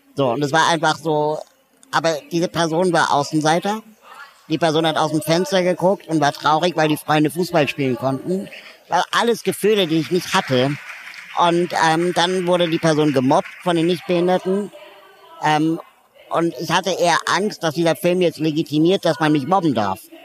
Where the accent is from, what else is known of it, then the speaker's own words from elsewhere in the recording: Berlin, Germany; Ich komme auch aus Berlin